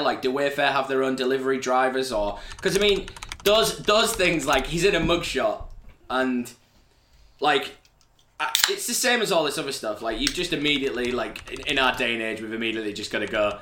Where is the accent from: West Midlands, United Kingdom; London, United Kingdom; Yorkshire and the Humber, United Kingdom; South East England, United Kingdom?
Yorkshire and the Humber, United Kingdom; I'm from Yorkshire